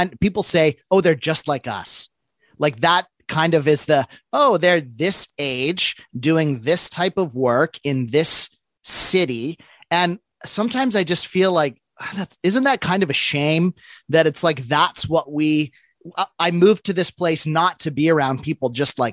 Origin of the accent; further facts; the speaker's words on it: Vancouver, British Columbia, Canada; born out in Greater Vancouver